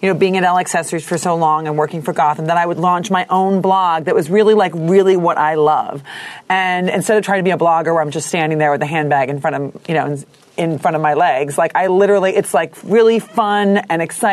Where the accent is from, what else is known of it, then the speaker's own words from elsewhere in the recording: Rockford, Illinois, United States; moved away; I'm from Rockford, Illinois